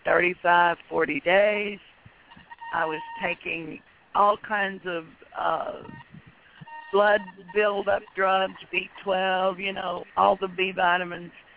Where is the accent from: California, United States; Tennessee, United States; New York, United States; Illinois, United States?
Tennessee, United States; moved away as an adult; now in Texas, United States; I was born in Tennessee, and in fact, all my children were born in Tennessee. And we moved to Texas in 1980